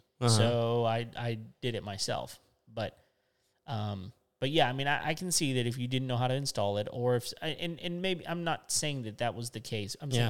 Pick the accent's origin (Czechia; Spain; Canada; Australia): Australia; Being an Aussie, I will. I've had one.